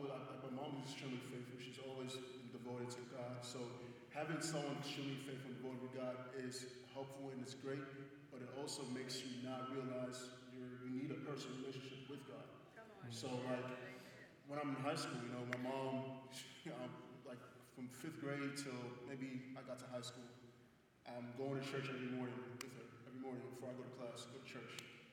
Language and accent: English; Nigeria; now in United States; You know, I would say coming from Nigeria, culture here is kind of the same. It's more family and faith-based.